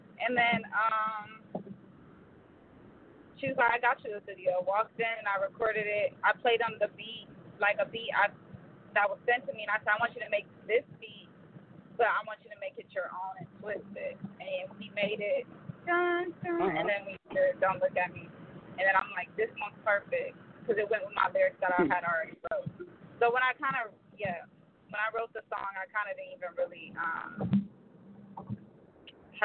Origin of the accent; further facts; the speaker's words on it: Los Angeles, California, United States; I'm from the Valley of California, the whole Valley, Van Nuys